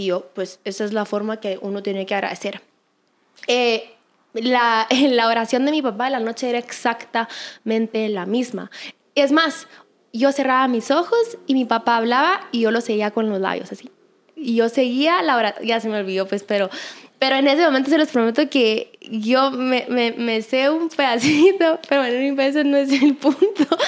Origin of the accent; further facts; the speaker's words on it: Guatemala; acá en mi país